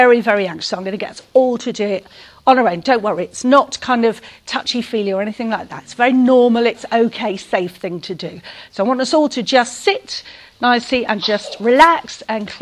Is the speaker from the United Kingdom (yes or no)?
yes; St Albans, East of England, United Kingdom; I'm from St Albans in Hertfordshire